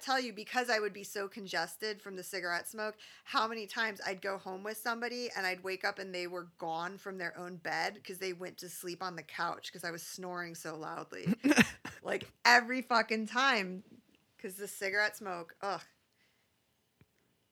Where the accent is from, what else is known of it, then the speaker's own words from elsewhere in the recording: Phoenix, Arizona, United States; I'm from Phoenix.